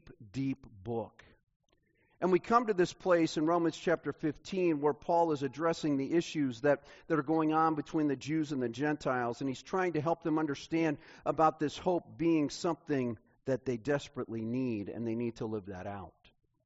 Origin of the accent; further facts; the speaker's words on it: Kansas City, United States; I grew up in Kansas City